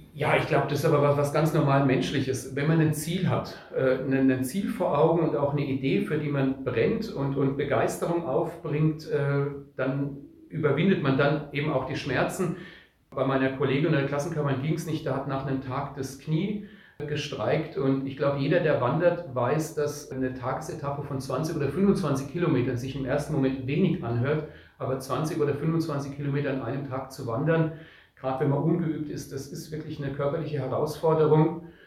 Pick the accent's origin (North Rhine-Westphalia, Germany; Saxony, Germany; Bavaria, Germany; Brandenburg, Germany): Bavaria, Germany; Odenwald and Spessart; bei uns in Odenwald und Spessert